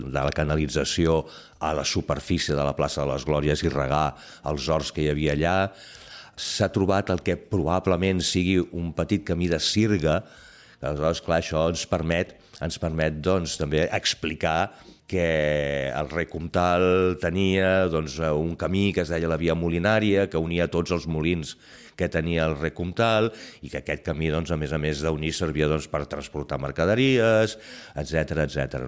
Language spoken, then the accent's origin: Catalan; Barcelona, Catalonia, Spain; jo sóc fill del Clot, i com a fill del Clot